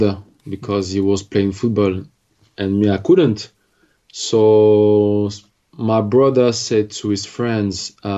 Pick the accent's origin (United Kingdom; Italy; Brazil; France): France; English is a second language; also born or lived in Algeria / Congo; when I played around my town, my hometown, I was playing against young people that were at school with me